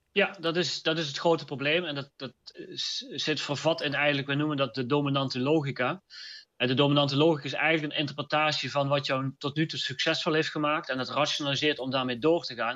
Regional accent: North Brabant, Netherlands; ik kom uit het Brabantse

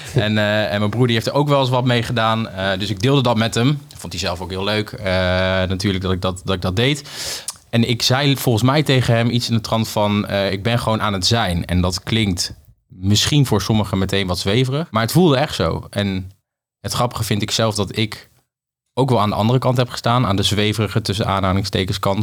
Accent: Apeldoorn, Gelderland, Netherlands; moved away as an adult; also born or lived in Lisbon / Nijmegen; Maar ik kom oorspronkelijk uit Apeldoorn, ben daar geboren

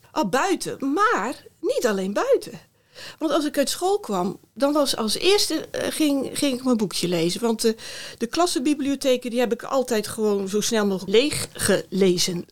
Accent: Middelharnis, South Holland, Netherlands; moved away as an adult; also born or lived in Rotterdam; now in Eindhoven, Netherlands; Ik ben opgegroeid in Middelharnis en na de middelbare school eh, ben ik voor studie naar Rotterdam vertrokken

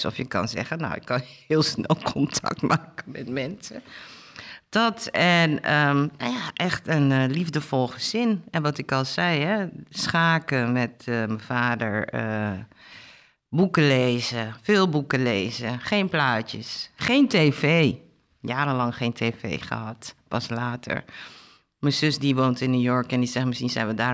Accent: Suriname; also born or lived in Amsterdam, Netherlands; geboren in Amsterdam en teruggaan naar uh, eh, geremigreerd met mijn ouders. Die zijn bewust teruggegaan naar Suriname. Mijn vader was districtsecretaris

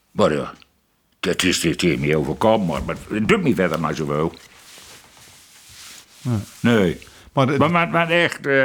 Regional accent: Netherlands; Ik ben, ik ben Hollander

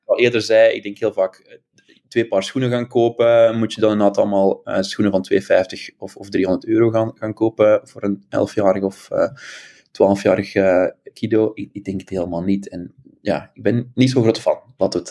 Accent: Ghent, Flanders, Belgium; accent: Belgian; moved away as an adult; now in Amsterdam, Netherlands; aan mijn stemgeluid kan je horen dat ik een Belg ben. Ik uh, ben afkomstig uit Gent

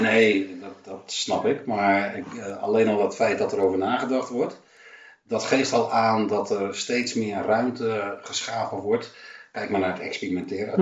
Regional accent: Amsterdam, North Holland, Netherlands; now in Texel, Netherlands; ik woon op Texel, maar ik ben in Amsterdam geboren

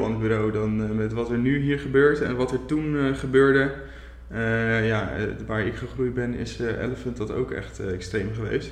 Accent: Zeeland, Netherlands; also born or lived in Gouda / Rotterdam; now in Dordrecht, Netherlands; Ik ben ooit geboren in Zeeland

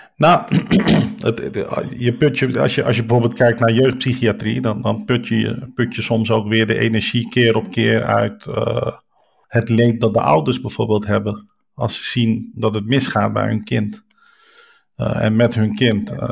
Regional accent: Rotterdam, South Holland, Netherlands; ik kom dus uit Rotterdam, geboren en getogen. waarschijnlijk ook aan mijn accent een beetje te horen.

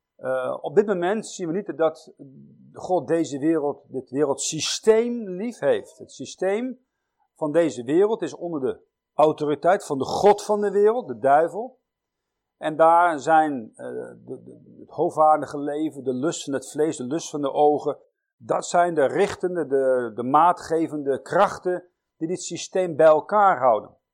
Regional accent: Netherlands; als Nederlanders

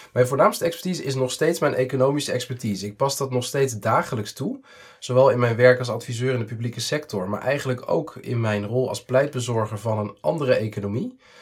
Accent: Netherlands

